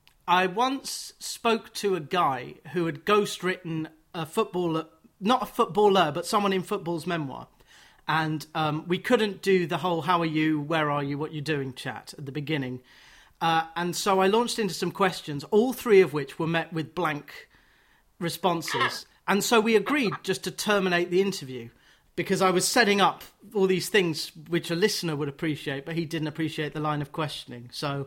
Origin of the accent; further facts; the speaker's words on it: Watford, East of England, United Kingdom; I'm from Watford.